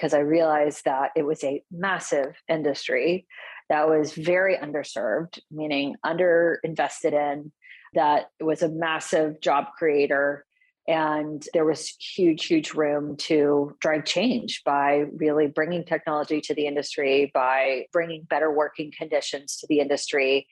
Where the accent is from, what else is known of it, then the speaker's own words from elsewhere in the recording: Houston, Texas, United States; which is where I grew up in Houston